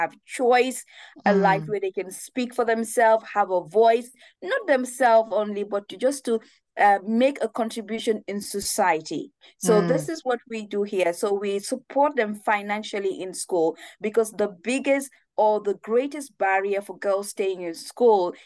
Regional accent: Gambia; moved away as an adult; also born or lived in Bedfordshire, England; I had as a 14-year-old growing up in the Gambia

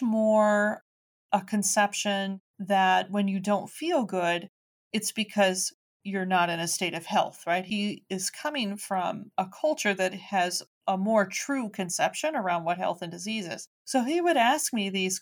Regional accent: Chicago, Illinois, United States; I'm a kid from Chicago, right? I was raised the same way everybody else was

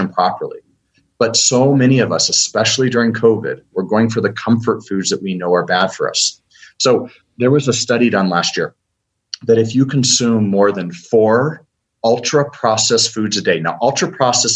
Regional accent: United States; I'm an American.

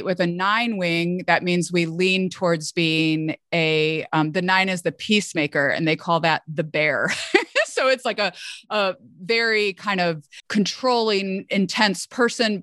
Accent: Midwest, United States; I'm a Midwesterner, you know, from the US

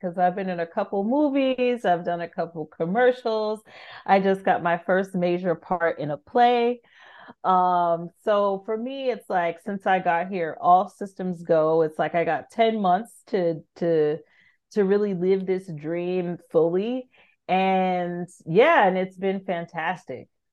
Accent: California, United States; moved away as an adult; also born or lived in France; I'm from California

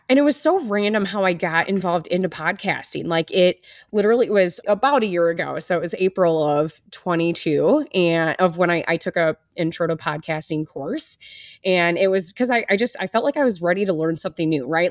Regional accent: Wisconsin, United States; moved away as an adult; now in Iowa, United States; I grew up in the Midwest. I'm from Wisconsin originally. I've been living in Iowa for over ten years.

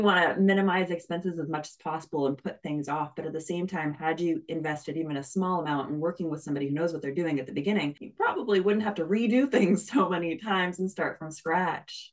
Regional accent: Canada; I'm Canadian, so we say niche

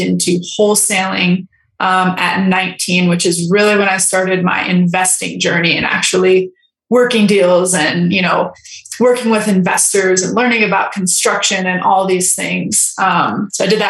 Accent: Los Angeles, California, United States; I was raised in California, Los Angeles, like very wealthy area

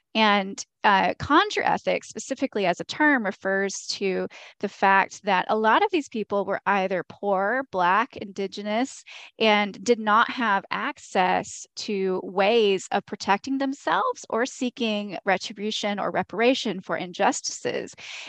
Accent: the South, United States; Because I'm from the Southern United States, there is a lot of there are differences between these traditions.

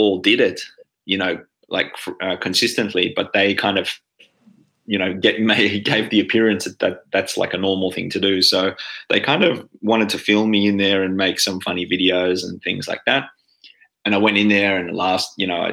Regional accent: Australia; now in Finland; as an Australian living in Finland

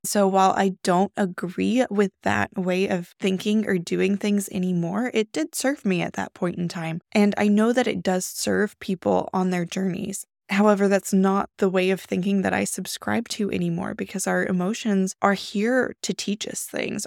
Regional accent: the Bible Belt, United States; I grew up in the Bible Belt

